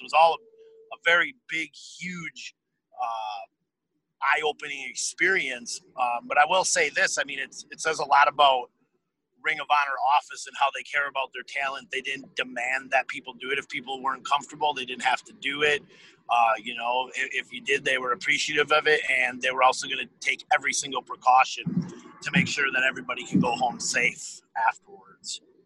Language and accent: English; Appleton, Wisconsin, United States; the town I grew up in in Appleton, Wisconsin